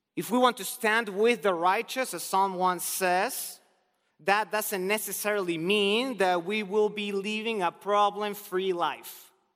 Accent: Argentina; moved away; I'm originally from Argentina

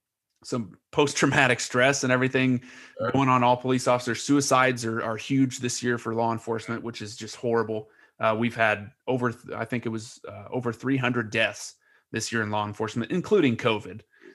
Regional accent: Lebanon; When we grew up in Lebanon, we didn't care what anybody looked like.

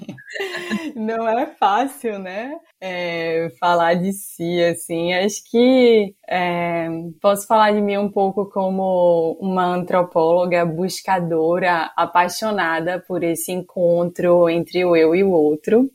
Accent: Recife, Pernambuco, Brazil; sou recifense

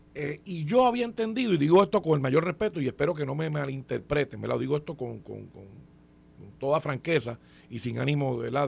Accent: Puerto Rico; somos el territorio americano que mayores impuestos paga

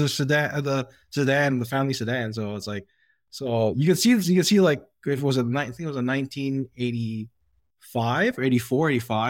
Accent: Mississauga, Ontario, Canada; So I grew up in Mississauga

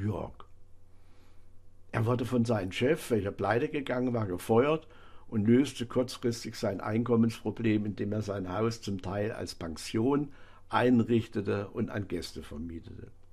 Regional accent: Bad Salzungen, Thuringia, Germany; meiner Heimatstadt Bad Salsung

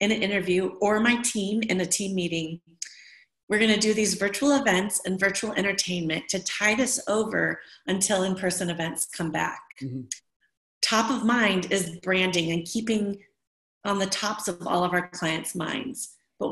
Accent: Midwest, United States; moved away; also born or lived in Alameda / Oakland; I'm from the Midwest.

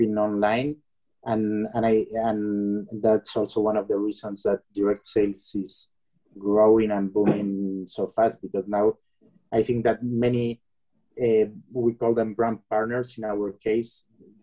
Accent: Bilbao, Basque Country, Spain; I come from Bilbao, which is north of Spain, and very close to the borderline with France.

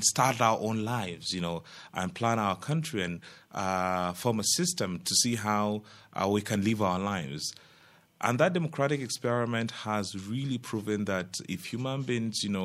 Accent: Plateau, Nigeria; I'm from Plateau State

